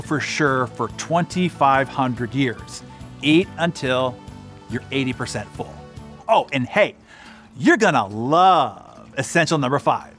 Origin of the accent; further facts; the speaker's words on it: Bay Area of San Francisco, California, United States; I grew up in the Bay Area of San Francisco